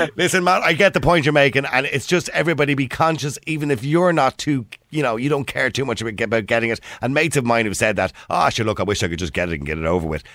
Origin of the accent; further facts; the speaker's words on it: Ireland; we're Irish